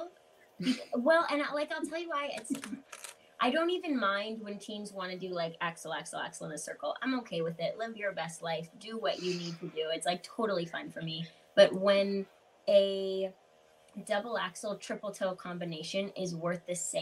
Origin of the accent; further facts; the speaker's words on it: Canada; being an English speaking Canadian